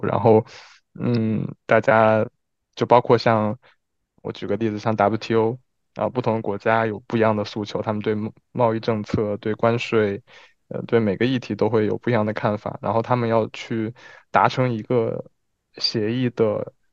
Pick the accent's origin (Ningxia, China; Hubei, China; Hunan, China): Hubei, China; Wuhan; moved away as an adult; also born or lived in Geneva / Paris / Milan; now in Beijing, China; 北京是我待的时间最长的，当然武汉是我家乡了，就是，呃，就除开我家乡之外，待的时间最长的城市